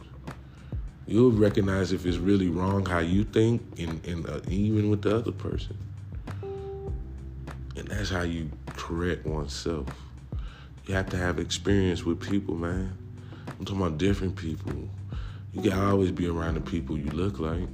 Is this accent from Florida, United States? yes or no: no; California, United States; I was born in California